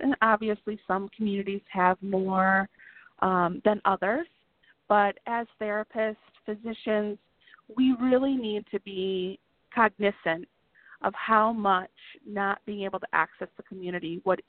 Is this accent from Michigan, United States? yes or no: yes; Michigan, United States; We're from Michigan, so we have snow just like you do in Minnesota.